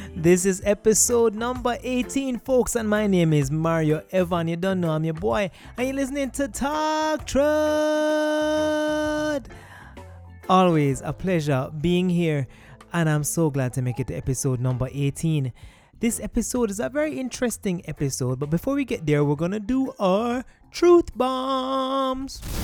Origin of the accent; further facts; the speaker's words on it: Kingston, Jamaica; grew up in Kingston, but my parents are from West Midlands